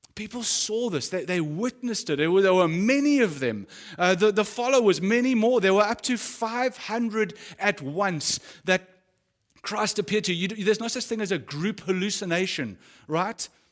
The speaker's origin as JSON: {"language": "English", "country": "South Africa", "tie": "born or raised there", "said": "as a South African or someone who's grown up in South Africa"}